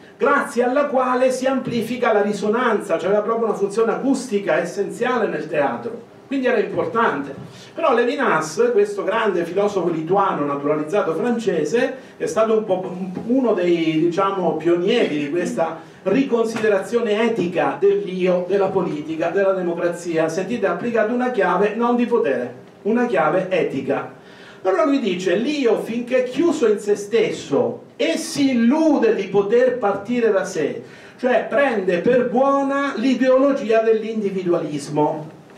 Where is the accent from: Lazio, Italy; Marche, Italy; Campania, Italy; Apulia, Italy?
Marche, Italy; Io vengo dalle Marche